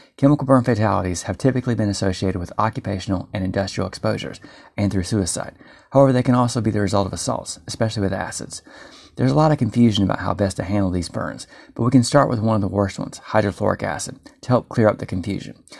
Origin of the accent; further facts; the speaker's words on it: North Carolina, United States; I'm from North Carolina